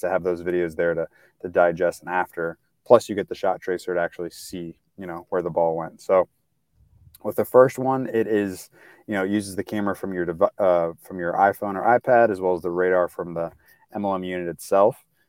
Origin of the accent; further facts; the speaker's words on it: St. Louis, Missouri, United States; I'm from Saint Louis, it's kind of a background, so right in the middle of the country